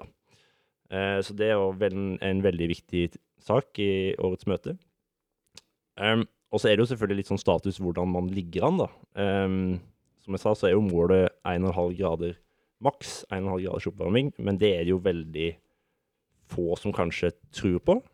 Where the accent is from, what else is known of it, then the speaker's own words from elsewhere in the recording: Sørlandet, Norway; now in Oslo, Norway; Jeg er ikke fra Oslo, jeg er fra det glade Sørland